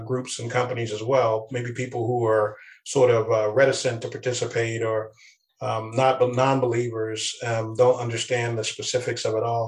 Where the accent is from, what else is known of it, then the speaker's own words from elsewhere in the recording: East Coast, United States; now in West Coast, United States; I'm originally from the East Coast, and we have a very different way of speaking there.